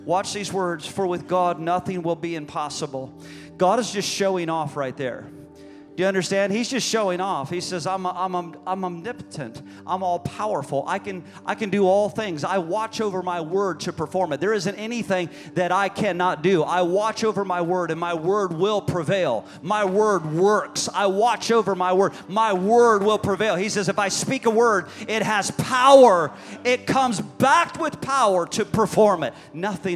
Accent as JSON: {"language": "English", "region": "Illinois", "country": "United States", "moved": "yes", "lives_now": "Florida, United States", "said": "I'm from Illinois"}